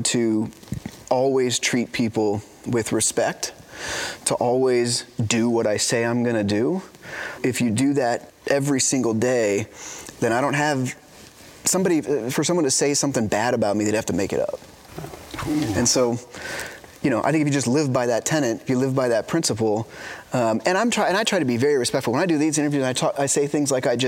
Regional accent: Northern California, United States; growing up in Northern California

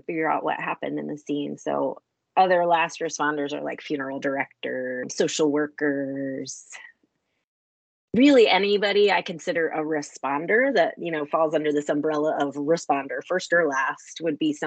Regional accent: DC/Baltimore region, Maryland, United States; also born or lived in Colorado / Texas / New York City; I am originally from Maryland and grew up in the DC, Baltimore region

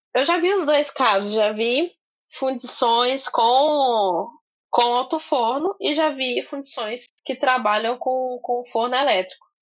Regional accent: Minas Gerais, Brazil; Eu sou mineira

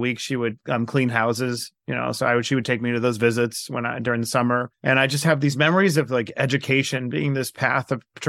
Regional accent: Queens, New York, United States; I grew up in Queens, New York, in a shoebox apartment on Springfield Boulevard in Bayside, and was born to a single mom.

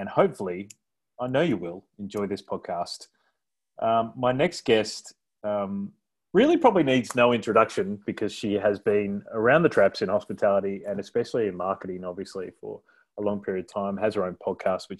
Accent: South Australia, Australia; I'm from South Australia, but my family has a fruit orchard in Swan Reach.

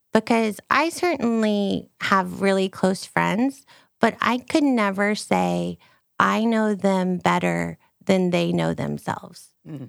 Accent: United States; also born or lived in Texas; I'm an American

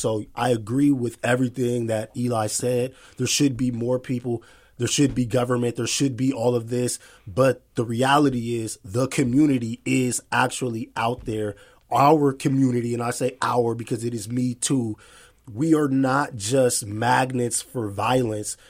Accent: Seattle, Washington, United States; I'm born and raised here

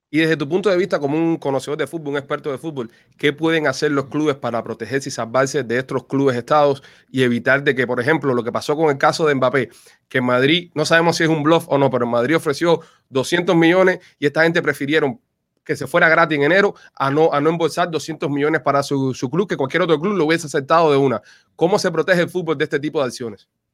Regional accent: Cuba; now in Miami, United States; nosotros los cubanos somos más caribeños

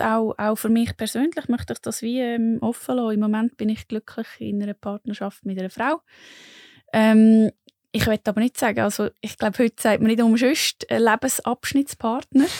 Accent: Lucerne, Switzerland; moved away; ursprünglich bin ich von Luzern

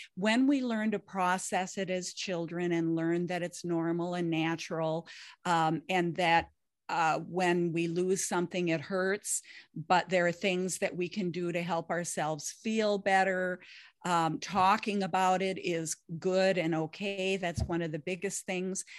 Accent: Lake of the Woods, northern Minnesota, United States; I grew up on Lake of the Woods up in northern Minnesota.

